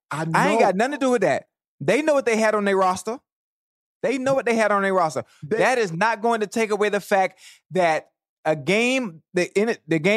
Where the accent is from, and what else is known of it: Florida, United States